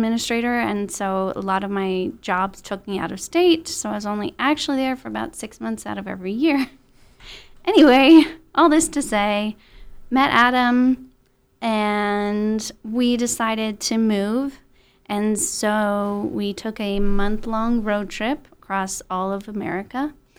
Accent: Netherlands; also born or lived in Texas, United States; And then when I was 13, I moved to Holland and went to high school in Holland.

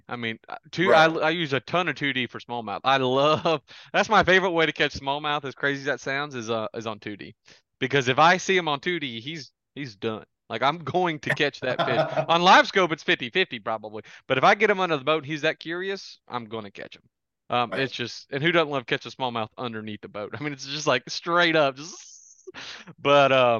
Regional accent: Santee Cooper, South Carolina, United States; I grew up on Santee Cooper, shallow, you know, stumpy body of water

